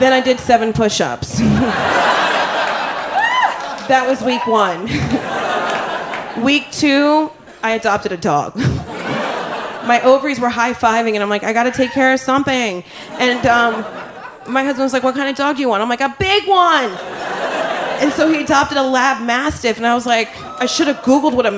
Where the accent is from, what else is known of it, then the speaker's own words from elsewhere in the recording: New Jersey, United States; I'm from Jersey